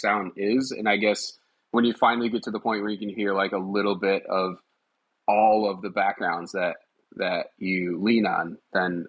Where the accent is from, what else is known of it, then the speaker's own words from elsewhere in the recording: north of Detroit, Michigan, United States; now in Elkhorn, United States; I grew up in Detroit